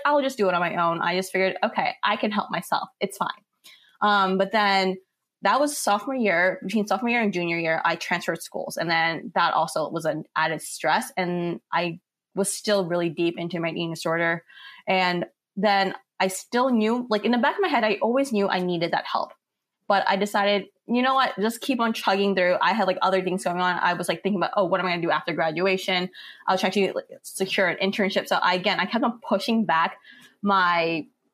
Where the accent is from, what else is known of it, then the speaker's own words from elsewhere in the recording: New York City, New York, United States; I'm from New York City